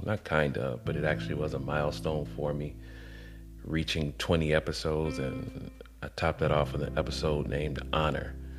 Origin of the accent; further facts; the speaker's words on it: Atlanta, Georgia, United States; also born or lived in College Park, Georgia; I come from Atlanta where I didn't know anything other than seeing black all around me